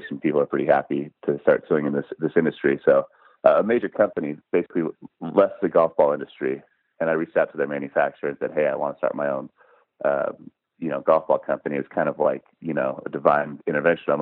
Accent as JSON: {"language": "English", "town": "Seattle", "region": "Washington", "country": "United States", "tie": "born or raised there", "said": "I grew up in Seattle"}